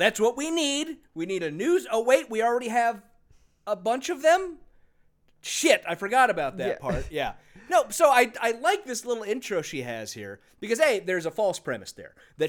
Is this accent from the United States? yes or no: yes; California, United States; Because I grew up in California, and it's just a short drive down the coast.